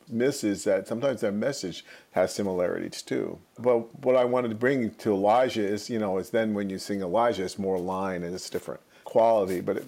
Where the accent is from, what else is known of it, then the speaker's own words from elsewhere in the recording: State College, Pennsylvania, United States; where I grew up in State College was, you know, my brother and I were the only black people in the school